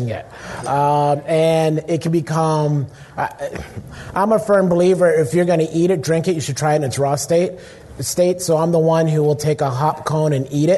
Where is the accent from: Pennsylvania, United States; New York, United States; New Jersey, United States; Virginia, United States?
Pennsylvania, United States; Pittsburgh; moved away; also born or lived in Midwest; I'm also originally from Pittsburgh